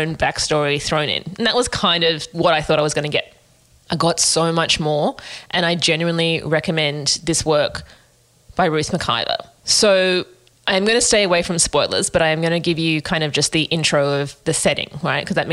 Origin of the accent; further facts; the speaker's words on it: Australia; we as Australians